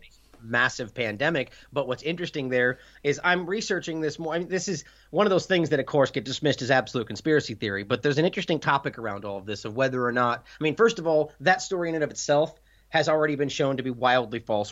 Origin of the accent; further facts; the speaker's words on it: United States; I'm an American broadcasting in the U S